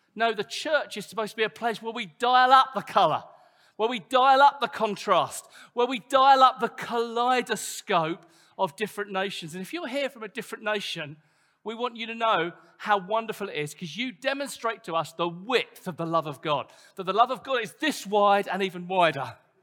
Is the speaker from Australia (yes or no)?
no; United Kingdom; we're British